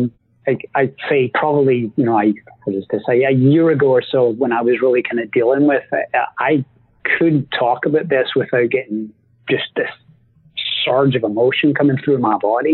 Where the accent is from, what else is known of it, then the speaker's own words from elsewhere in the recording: Scotland, United Kingdom; I'm Scottish